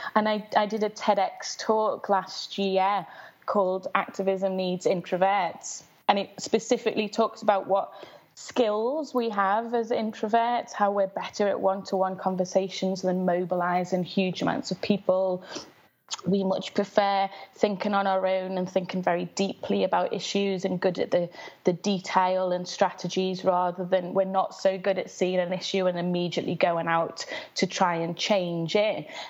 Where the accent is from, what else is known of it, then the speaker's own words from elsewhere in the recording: Liverpool, North West England, United Kingdom; I grew up in West Everton, which is a very low-income area in Liverpool